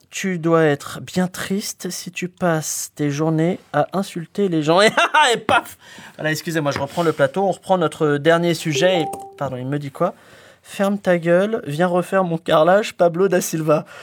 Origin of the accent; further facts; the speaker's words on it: Spain; Alors déjà, je suis espagnol.